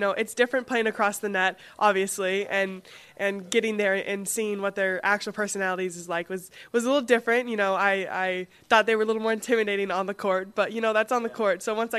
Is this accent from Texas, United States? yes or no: no; West Palm Beach, Florida, United States; now in Madison, United States; West Palm Beach, Florida.